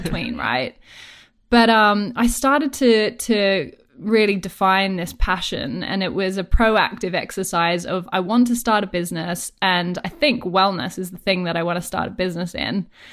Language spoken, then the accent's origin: English; Australia; accent: Australian; moved away as an adult; now in United Kingdom; I'm Australian, if my accent didn't already give that away